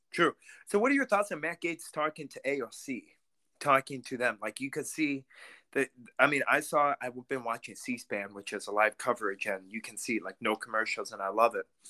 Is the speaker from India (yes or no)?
no; Russia; now in United States; I'm Russian-American, because I was born in Russia